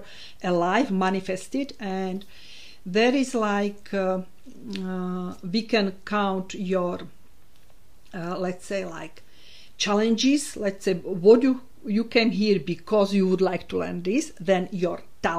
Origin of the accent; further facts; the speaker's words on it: Slovakia; English is a second language; moved away as an adult; now in Isle of Man; I was born in Slovakia